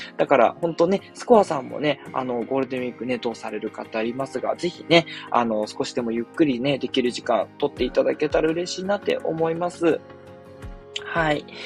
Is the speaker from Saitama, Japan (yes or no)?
no; Tokyo, Japan; 私は東京出身なんですけど